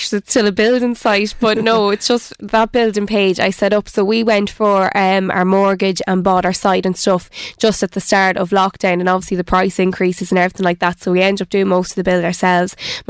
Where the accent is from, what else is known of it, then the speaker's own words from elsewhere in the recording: Navan, Leinster, Ireland; Born and bred in Navan. I am a Navan woman. I'm from Dunamore Lane, and we've recently just built a house, myself and my fiancé, outside Kilberry.